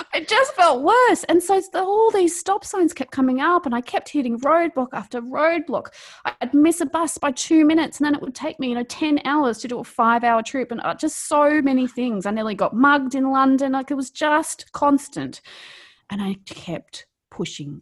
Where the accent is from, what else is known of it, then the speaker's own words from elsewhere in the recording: New South Wales, Australia; accent: Australian; moved away as an adult; now in Melbourne, Australia; I grew up in rural Australia, um, not in Victoria, I grew up in New South Wales, and on a farm, and I lived in a really small town. And I'd lived there all my life.